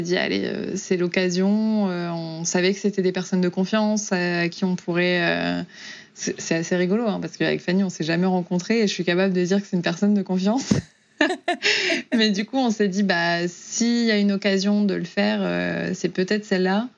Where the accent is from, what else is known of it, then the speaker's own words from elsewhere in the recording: Auvergne-Rhône-Alpes, France; moved away as an adult; also born or lived in Oklahoma, United States; now in Houston, United States; donc moi je viens de, d'Auvergne